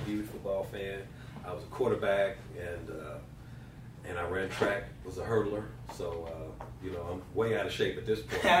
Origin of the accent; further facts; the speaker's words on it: Indianapolis, Indiana, United States; I am from Indianapolis, born and raised. Grew up on the east side, Butler.